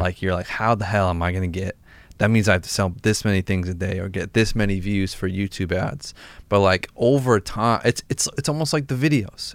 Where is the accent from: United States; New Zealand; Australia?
United States; Massachusetts; we're both from Massachusetts